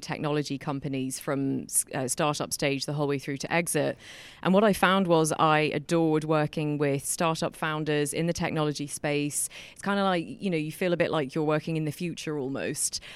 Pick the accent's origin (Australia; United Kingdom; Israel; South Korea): United Kingdom; England; moved away as an adult; now in Ireland; I was born in Ireland. I grew up in England.